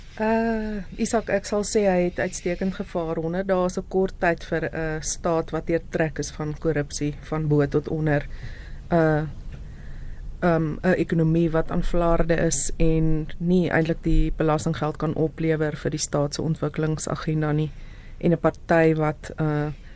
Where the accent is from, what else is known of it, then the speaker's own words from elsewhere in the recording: South Africa; ons as Suid-Afrikaners